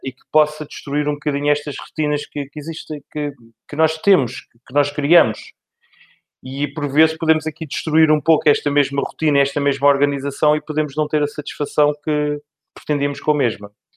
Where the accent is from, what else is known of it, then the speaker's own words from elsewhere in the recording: Lisbon, Portugal; nasci em Lisboa e por cá fiquei